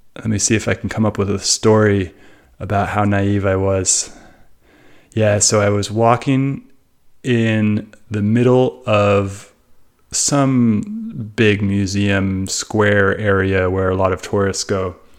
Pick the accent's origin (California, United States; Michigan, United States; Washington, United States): California, United States; Bay Area; growing up in the Bay Area, which is a very multicultural place